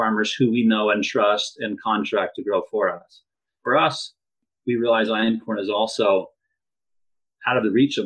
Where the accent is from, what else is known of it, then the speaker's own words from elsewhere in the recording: Idaho, United States; also born or lived in Provo, Utah; I grew up on a farm here in Idaho and just loved the farm lifestyle